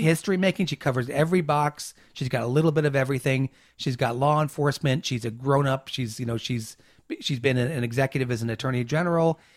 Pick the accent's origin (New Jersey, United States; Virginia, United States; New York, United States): New York, United States; I'm a New Yorker